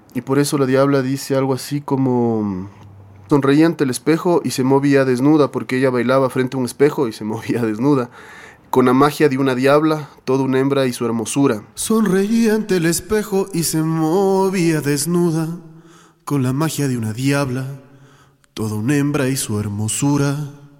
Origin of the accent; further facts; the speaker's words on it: Quito, Pichincha, Ecuador; yo soy quiteño